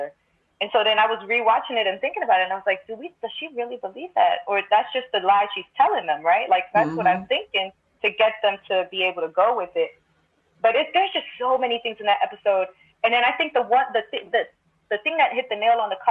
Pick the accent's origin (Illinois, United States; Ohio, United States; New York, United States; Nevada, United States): New York, United States; New York City; both of my parents are Dominican, but I grew, I grew up in Crown Heights, Brooklyn